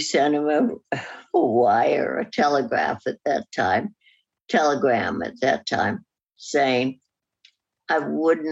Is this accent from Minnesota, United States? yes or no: no; San Francisco, California, United States; also born or lived in Beverly Hills, Hollywood; I grew up in San Francisco after age 7.